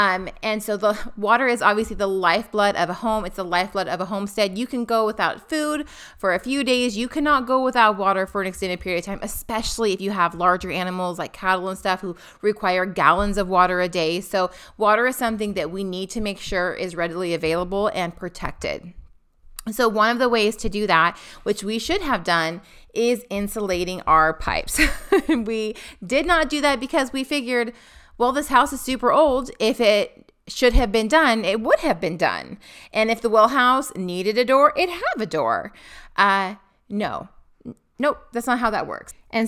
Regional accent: Pacific Northwest, United States; Now, we come from the Pacific Northwest.

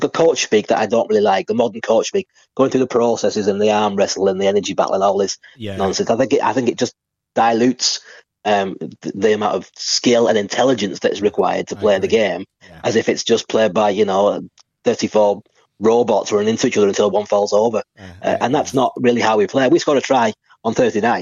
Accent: St Helens, North West England, United Kingdom; it was my hometown

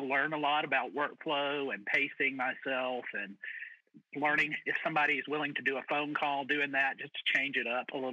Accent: Mississippi, United States; moved away as an adult; also born or lived in Atlanta, Georgia; now in St. Louis, United States; My first pastorate was actually back in Mississippi

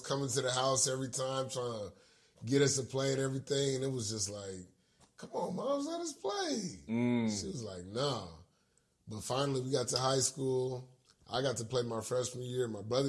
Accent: Los Angeles, California, United States; So yeah, I grew up in 36 in Arlington.

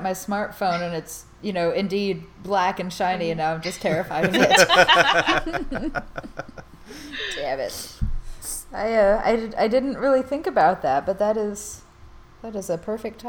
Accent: United States; I'm American.

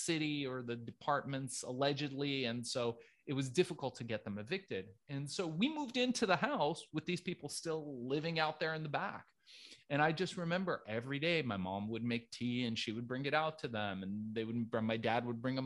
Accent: Los Angeles, California, United States; born or raised there; English is a second language; also born or lived in Tehran, Iran

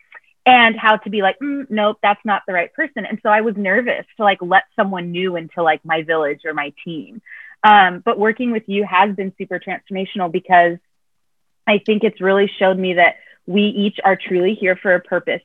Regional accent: Oregon, United States; moved away as an adult; now in Seattle, United States; I am originally from Oregon, but I moved to Washington about 5 years ago to go to school at Seattle University.

